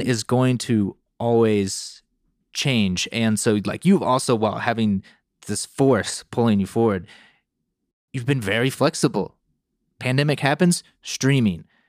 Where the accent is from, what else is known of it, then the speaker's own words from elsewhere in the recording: North Carolina, United States; where I grew up in North Carolina